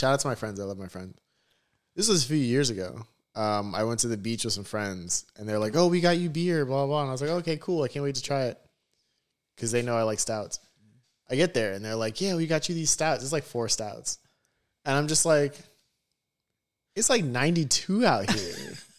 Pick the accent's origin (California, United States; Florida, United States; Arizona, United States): Florida, United States; Broward County, South; I'm born and raised in South Florida.